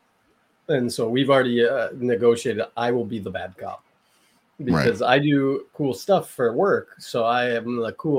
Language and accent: English; Canada; also born or lived in Las Vegas; I'm not American. I'm Canadian.